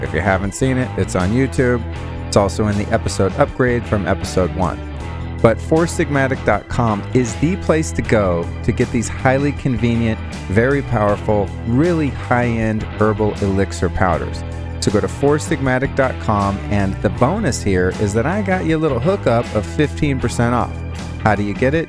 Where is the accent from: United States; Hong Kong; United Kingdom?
United States; California; I grew up mostly in California